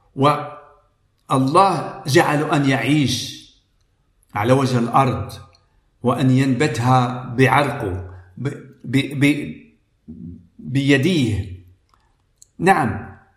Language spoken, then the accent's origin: Arabic; Morocco; أنا من المغرب